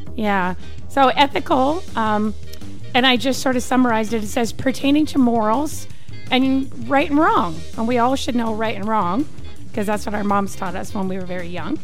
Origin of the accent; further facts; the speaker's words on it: British Columbia, Canada; now in Arizona, United States; I'm from British Columbia